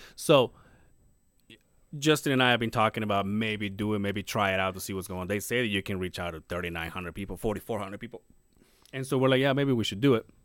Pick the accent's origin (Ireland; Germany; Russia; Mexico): Mexico; Mérida, Yucatán; moved away; my hometown is Merida, but they call it La Blanca Merida